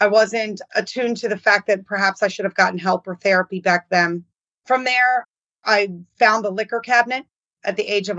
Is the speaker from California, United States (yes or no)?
no; Baltimore, Maryland, United States; I grew up in Baltimore